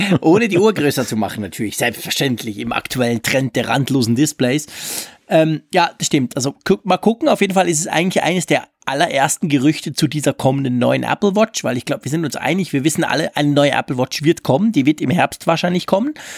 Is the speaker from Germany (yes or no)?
no; Switzerland; als Schweizer